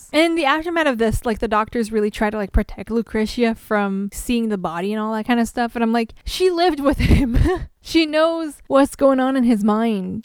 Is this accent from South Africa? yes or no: no; French Canada, Canada